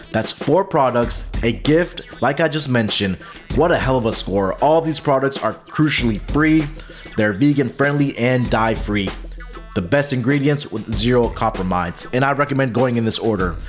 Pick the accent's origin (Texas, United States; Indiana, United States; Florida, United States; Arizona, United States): Texas, United States; Houston; my hometown team